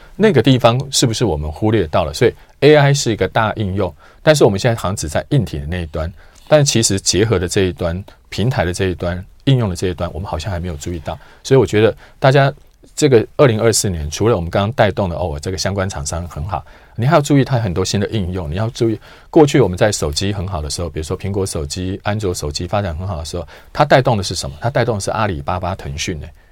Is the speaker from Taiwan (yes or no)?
yes; Taiwan; 我们台湾人